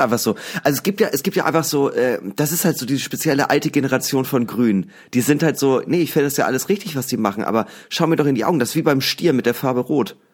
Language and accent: German; Hamburg, Germany; aus Hamburg